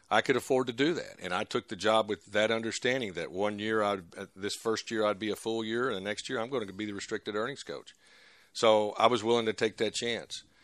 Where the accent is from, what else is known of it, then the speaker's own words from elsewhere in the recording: Texas, United States; we were we're from Texas, and uh, we enjoyed our time over there absolutely.